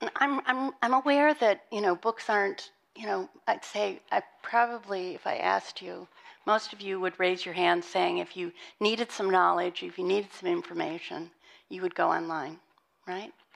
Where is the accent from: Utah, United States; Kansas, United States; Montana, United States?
Montana, United States; moved away; I was born and raised in Montana.